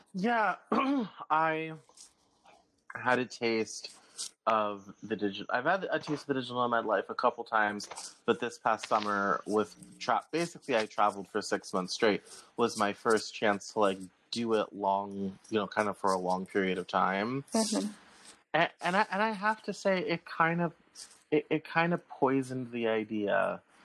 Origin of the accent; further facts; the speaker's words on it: Colorado, United States; I'm from Colorado